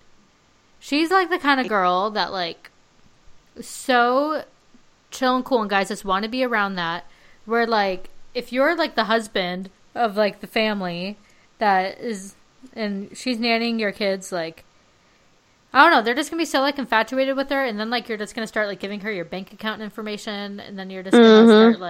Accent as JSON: {"language": "English", "town": "Palm Springs", "region": "California", "country": "United States", "said": "I'm from Palm Springs."}